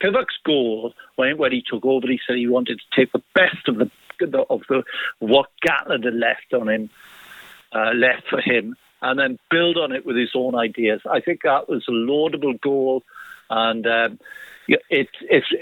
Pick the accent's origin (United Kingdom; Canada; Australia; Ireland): United Kingdom; Maesteg, Wales; I was from Maesteg